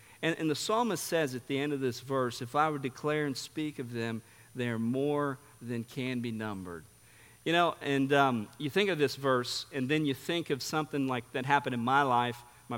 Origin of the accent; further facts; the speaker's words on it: São Paulo, Brazil; I grew up in Sao Paulo, Brazil. I mean, it was a great privilege and honor to grow up in a missionary family.